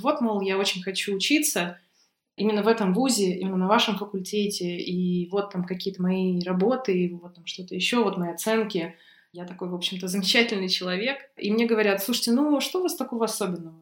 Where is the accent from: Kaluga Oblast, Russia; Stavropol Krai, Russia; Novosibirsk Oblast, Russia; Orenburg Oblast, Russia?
Novosibirsk Oblast, Russia; Novosibirsk; Я из Новосибирска.